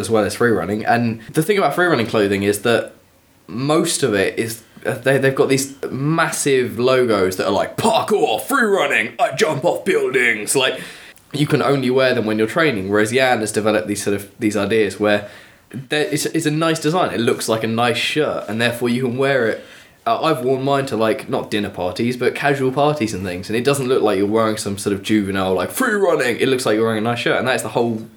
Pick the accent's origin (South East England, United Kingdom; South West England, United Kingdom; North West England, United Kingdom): South East England, United Kingdom; Kent; I'm from Kent.